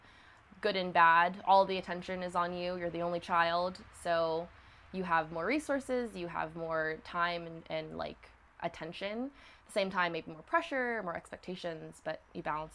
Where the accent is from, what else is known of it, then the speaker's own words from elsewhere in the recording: Hattiesburg, Mississippi, United States; I was born in Hattiesburg, Mississippi.